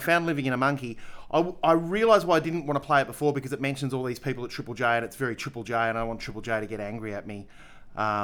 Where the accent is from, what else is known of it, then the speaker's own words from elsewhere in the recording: Adelaide, South Australia, Australia; I'm from Adelaide